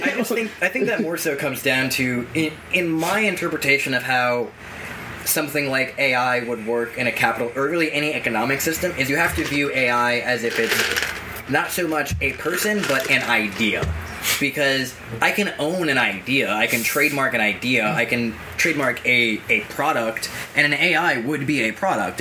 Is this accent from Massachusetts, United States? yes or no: yes; Massachusetts, United States; I grew up in Middle America in Massachusetts.